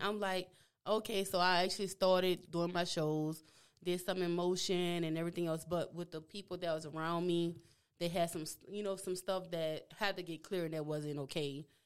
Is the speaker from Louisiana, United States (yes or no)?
yes; New Orleans, Louisiana, United States; accent: Louisiana; moved away as an adult; also born or lived in Texas / Houston; I was raised in New Orleans, and after that, after high school, I moved, moved to Texas